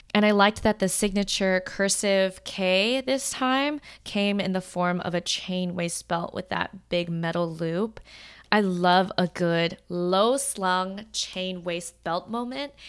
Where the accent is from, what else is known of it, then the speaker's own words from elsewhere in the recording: United States; Being Chinese American